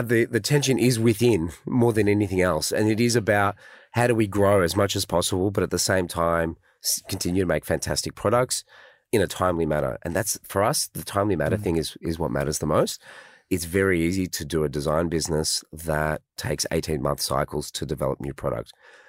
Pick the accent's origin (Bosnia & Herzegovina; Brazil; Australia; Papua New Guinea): Australia; we're Aussie, you know, and Aussies are a mixed bag of internationals